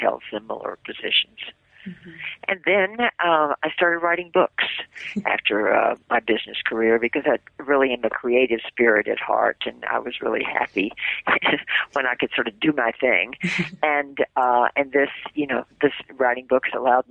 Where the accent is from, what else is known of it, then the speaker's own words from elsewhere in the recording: Memphis, Tennessee, United States; moved away as an adult; now in New York, United States; I'm from the South, born in the same city where you were, Memphis, Tennessee. And in Memphis, I had a television and a radio show